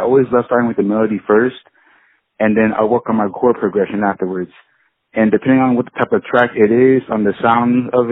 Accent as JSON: {"language": "English", "town": "Miramar", "region": "Florida", "country": "United States", "said": "I am from Miramar, Florida, in Broward County in the United States"}